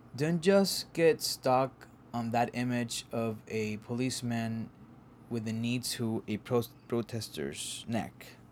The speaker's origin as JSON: {"language": "English", "town": "Caguas", "country": "Puerto Rico", "tie": "born or raised there", "moved": "yes", "lives_now": "Harlem, New York, United States", "said": "a part of Caguas, my hometown called Villa del Rey"}